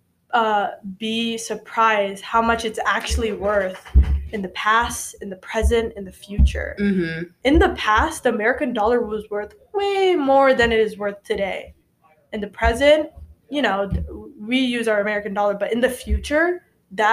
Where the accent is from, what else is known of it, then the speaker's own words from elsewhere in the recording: Indonesia; now in United States; I'm from Indonesia